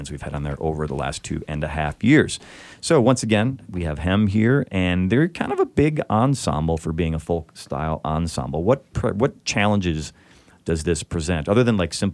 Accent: outside of Chicago, Illinois, United States; now in Los Angeles, United States; I grew up outside of Chicago

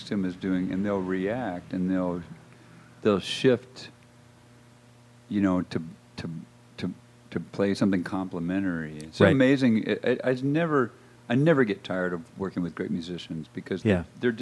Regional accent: the South, United States; I'm from the South

